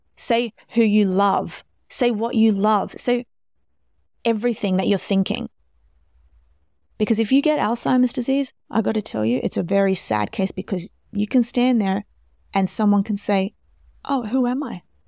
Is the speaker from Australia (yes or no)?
yes; Australia; I'm Australian